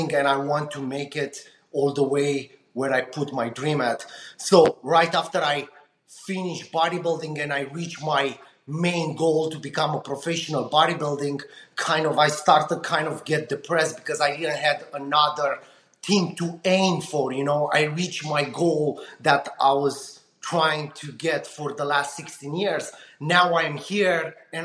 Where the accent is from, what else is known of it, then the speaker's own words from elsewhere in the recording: Romania; moved away as an adult; now in United States; I'm coming from Eastern Europe, Romania